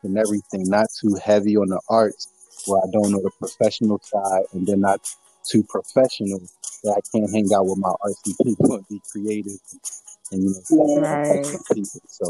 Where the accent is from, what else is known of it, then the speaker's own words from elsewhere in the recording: Philadelphia, Pennsylvania, United States; moved away as an adult; now in Washington, D.C., United States; growing up in Southwest Philadelphia, then the city of Philly, all the way to, you know, me getting to the government and moving to D.C.